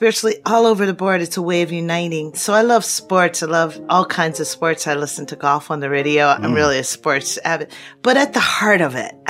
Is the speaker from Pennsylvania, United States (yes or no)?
yes; Philadelphia, Pennsylvania, United States; I am from Philly